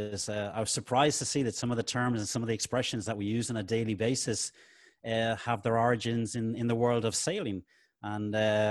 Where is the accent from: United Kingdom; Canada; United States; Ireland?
Ireland; Dublin, Leinster; now in Spain; Well, I'm originally from Dublin in Ireland. I came to Spain about 27, almost 28 years ago.